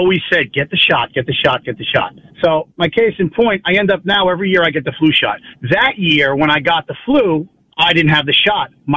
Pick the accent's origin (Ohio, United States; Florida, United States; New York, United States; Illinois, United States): New York, United States; Long Island; I'm from Long Island